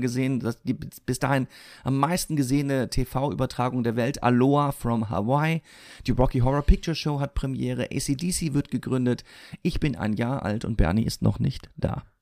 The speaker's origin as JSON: {"language": "German", "town": "Siegen", "region": "North Rhine-Westphalia", "country": "Germany", "tie": "born or raised there", "moved": "yes", "said": "in meiner Heimatstadt in Siegen"}